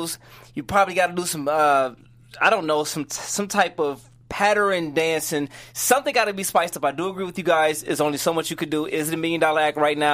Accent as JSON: {"language": "English", "town": "Detroit", "region": "Michigan", "country": "United States", "said": "I'm from Detroit"}